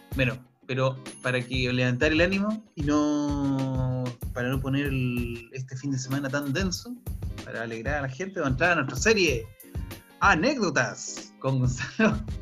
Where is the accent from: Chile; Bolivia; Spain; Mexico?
Chile; moved away as an adult; also born or lived in New Zealand; para no ejercer en mi país lo que realmente estudié